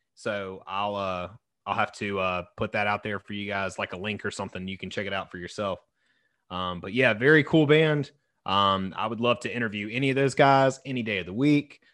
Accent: the South, United States; I was raised in the South

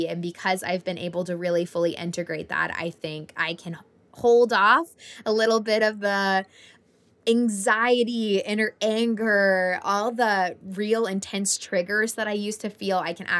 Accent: Florida, United States; when I go visit my hometown in Florida.

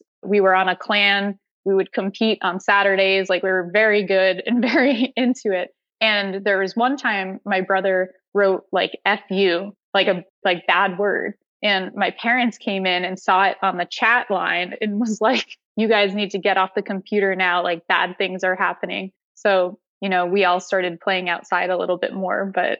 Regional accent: Connecticut, United States; So my family had a family business that was in retail. And so I grew up doing a lot of thin

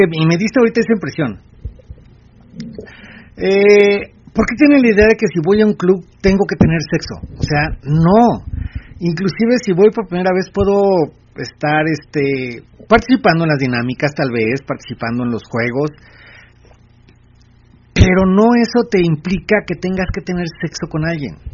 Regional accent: Mexico City, Mexico; Soy de la Ciudad de México.

